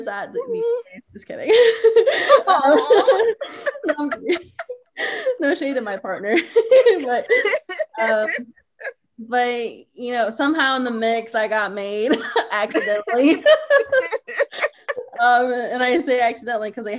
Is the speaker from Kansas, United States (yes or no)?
yes; Kansas, United States; I'm Navajo and I'm from Kansas